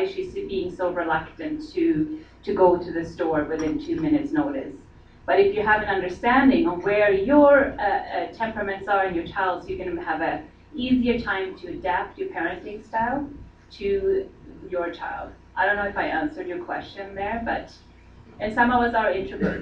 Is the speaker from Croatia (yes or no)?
no; Sweden; moved away; I come from Sweden